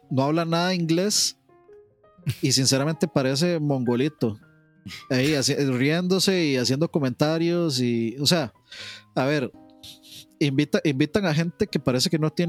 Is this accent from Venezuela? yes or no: no; Costa Rica; como los ticos